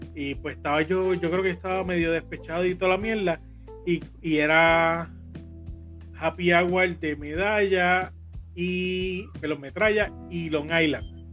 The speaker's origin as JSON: {"language": "Spanish", "town": "Carolina", "country": "Puerto Rico", "tie": "born or raised there", "said": "yo viví en Carolina"}